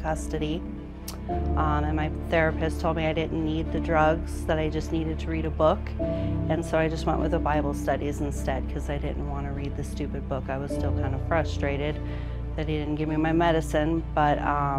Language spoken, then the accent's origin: English; Fort Collins, Colorado, United States; moved away as an adult; also born or lived in Loveland, Colorado / Alaska; I am from Fort Collins, Colorado. I was born in Loveland.